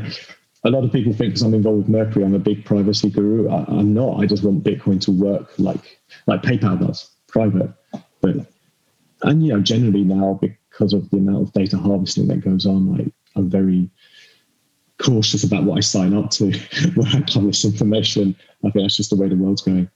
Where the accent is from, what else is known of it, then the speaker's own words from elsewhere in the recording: United Kingdom; I'm British